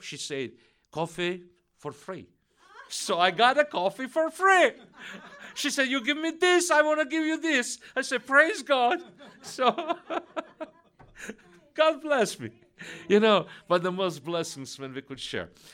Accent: Russia; English is a second language; moved away; she felt my accent, so she learned that I'm from Russia, Russian descent

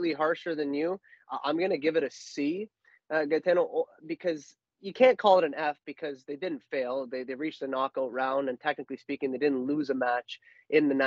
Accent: Canada; we are Canadian

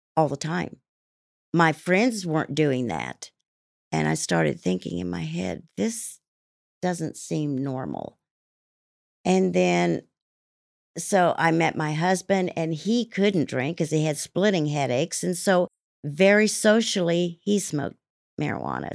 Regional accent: Salina, Kansas, United States; also born or lived in Italy; I grew up in Salina, Kansas

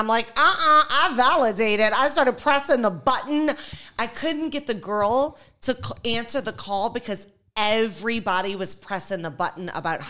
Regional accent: New Orleans, Louisiana, United States; I'm from New Orleans.

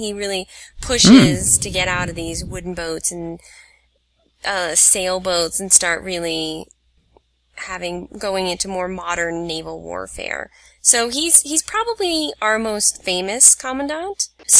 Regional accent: Hampton Roads, Virginia, United States; now in New York, United States; my hometown

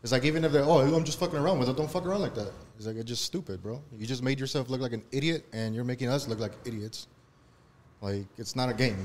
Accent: Compton, California, United States; Born and raised in Compton myself

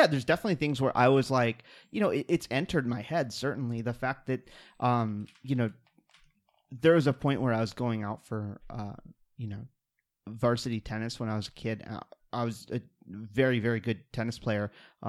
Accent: Kansas City, Missouri, United States; I grew up in Kansas City.

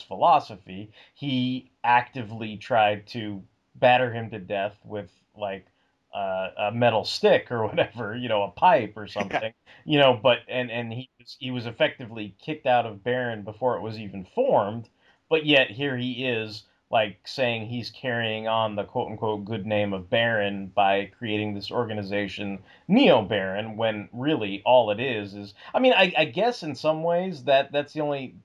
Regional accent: New York, United States; I was born in Brooklyn

